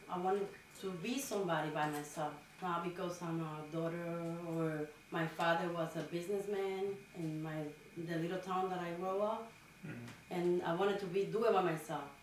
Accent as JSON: {"language": "English", "country": "Dominican Republic", "tie": "born or raised there", "moved": "yes", "lives_now": "Lynn, United States", "said": "I was born in the Dominican Republic. Mm -hmm. uh, I was raised in a small little village. They they grow rice, so everybody was really humble. It's like from the countryside of the Dominican Republic"}